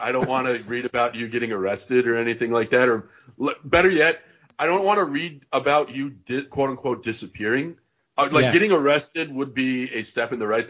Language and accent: English; New York, United States; But from a kid growing up in New York perspective